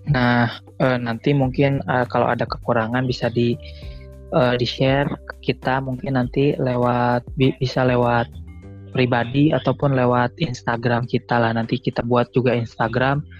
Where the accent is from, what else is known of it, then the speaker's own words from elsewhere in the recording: West Java, Indonesia; mohon maaf karena kita asli Sunda